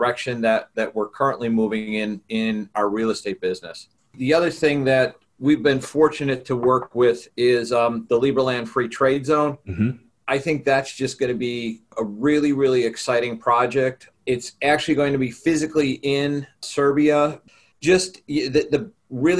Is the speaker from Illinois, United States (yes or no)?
yes; Chicago, Illinois, United States; I'm from Chicago, Illinois in the U.S.